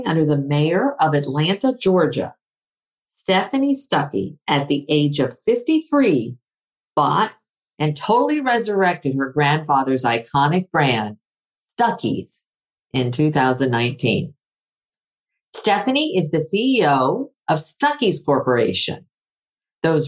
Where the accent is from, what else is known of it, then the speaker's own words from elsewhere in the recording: Athens, Attica, Greece; moved away; I grew up in Athens, Greece.